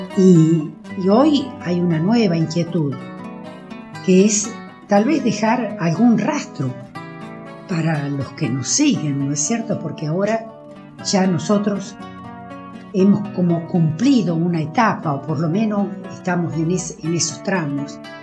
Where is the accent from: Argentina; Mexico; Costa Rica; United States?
Argentina; La Pampa; Soy cantora de La Pampa